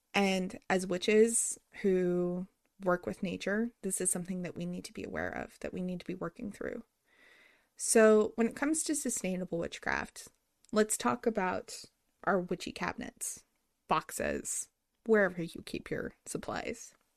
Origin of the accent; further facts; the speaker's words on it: New Mexico, United States; I grew up in New Mexico.